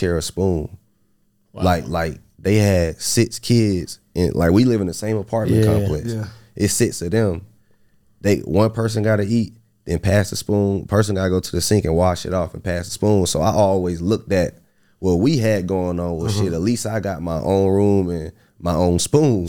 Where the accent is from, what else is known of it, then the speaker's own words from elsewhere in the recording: Atlanta, Georgia, United States; I was living in Atlanta from 0 to 11th grade.